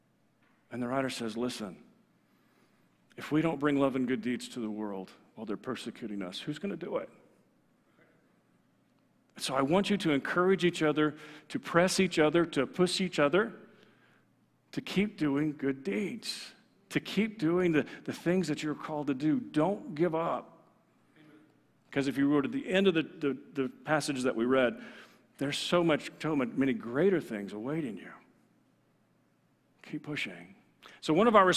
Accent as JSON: {"language": "English", "region": "Texas", "country": "United States", "said": "I'm from Texas"}